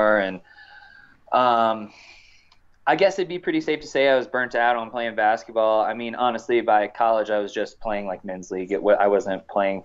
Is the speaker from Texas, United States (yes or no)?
no; Indiana, United States; now in Silverton, United States; I grew up in the Hoosier State